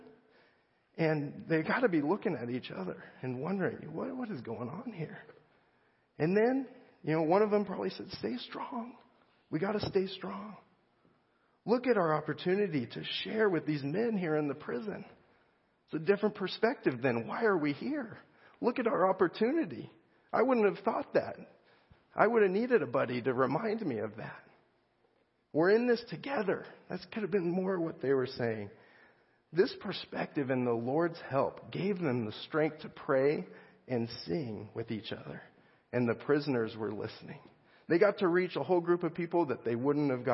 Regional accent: United States; I'm an American

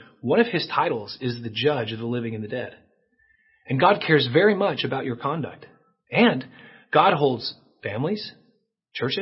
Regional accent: United States; as Christians in our culture, growing up in America as we have

